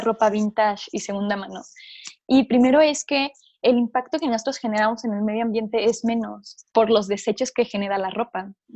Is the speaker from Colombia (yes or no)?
no; Chihuahua, Mexico; yo soy de Chihuahua